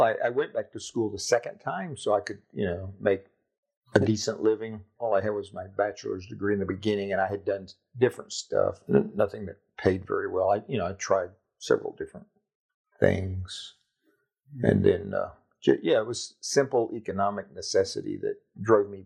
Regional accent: Jacksonville, Florida, United States; moved away as an adult; Lived there all my life, except, you know, time away at University of Florida.

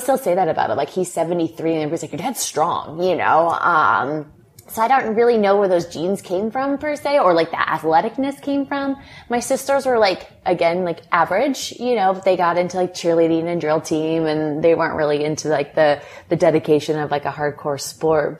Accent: Lake Forest, California, United States; I grew up in Lake Forest, California, so not very far from where we are now, Newport Beach

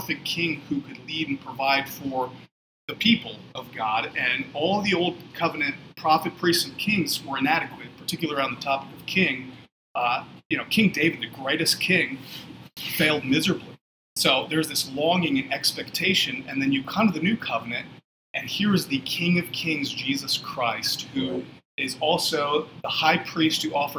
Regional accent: Ukraine; also born or lived in Cleveland, Ohio, United States; So I was born in Cleveland, Ohio, and then when I was 3, we moved to the former Soviet Union. So we lived in Ukraine right after the Iron Curtain fell down, Soviet Union collapsed. So we lived 100 kilometers south of Chernobyl.

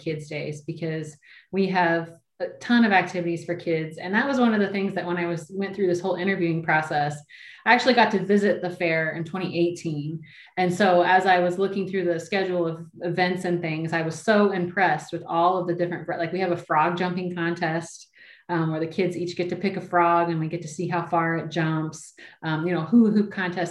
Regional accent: New Berlin, Illinois, United States; also born or lived in Kissimmee, Florida; now in Indiana, United States; I started answering phones at my hometown fairgrounds when I was 14.

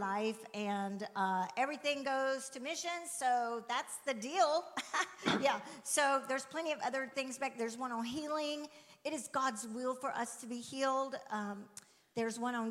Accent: Alabama, United States; we're from Alabama

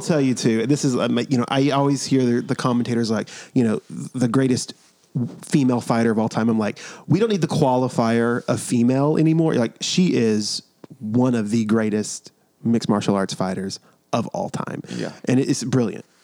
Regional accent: New York, United States; now in South Carolina, United States; we're from New York

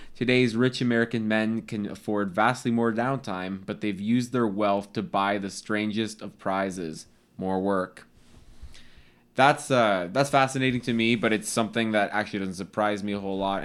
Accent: Canada; we're Canadian

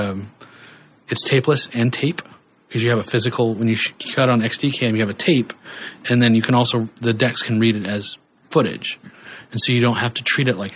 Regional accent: Kansas, United States; I grew up in Kansas

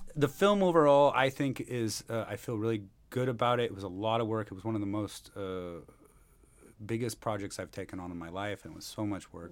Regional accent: Seattle, Washington, United States; born or raised there; moved away as an adult; now in Mumbai, India

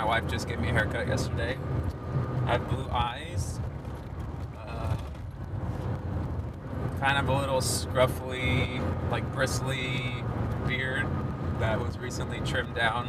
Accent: Illinois, United States; moved away as an adult; also born or lived in Dominican Republic; now in Panama; I spent most of my life as a child in the United States, and a good amount of it in the state of Illinois

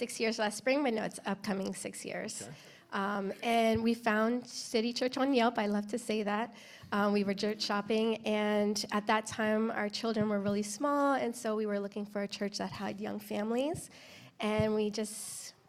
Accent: East Coast, United States; I grew up on the East Coast

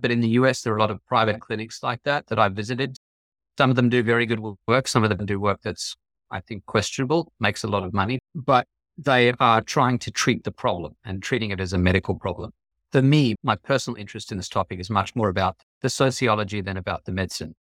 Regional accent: Australia; also born or lived in New York City, United States; now in Connecticut, United States; I grew up in Australia

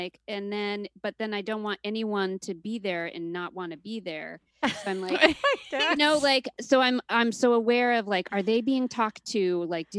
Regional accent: Utah, United States; also born or lived in Seattle, Washington; now in Brooklyn, United States; Utah, growing up in Utah, we were the only family that wasn't Mormon

